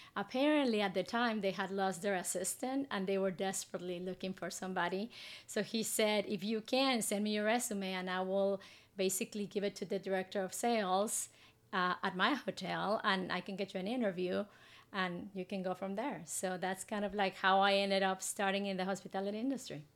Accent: Guatemala City, Guatemala Department, Guatemala; moved away as an adult; now in Houston, United States; I grew up in Guatemala City

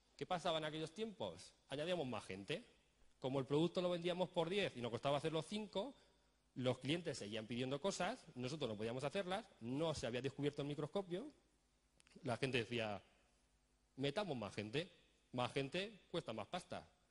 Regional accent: Spain; Nosotros ponemos fútbol que somos españoles

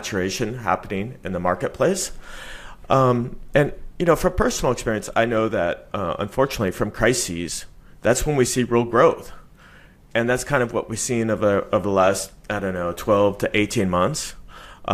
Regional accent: Silicon Valley, California, United States; moved away; I'm originally from California, from the Silicon Valley

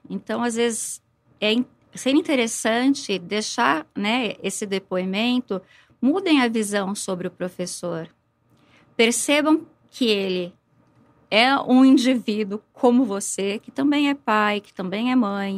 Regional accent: São Paulo, Brazil; moved away as an adult; now in Ribeirão Preto, Brazil; eu sou paulistana, comecei a lecionar em São Paulo

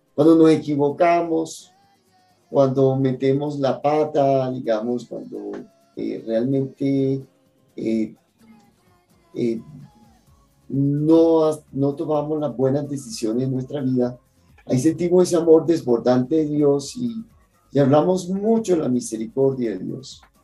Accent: Cartagena, Bolívar, Colombia; moved away; mi ciudad natal, en Cartagena

